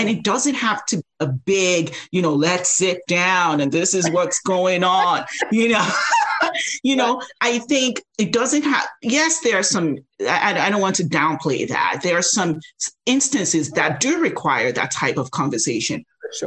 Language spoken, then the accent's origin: English; Nigeria; now in United States; I grew up in Nigeria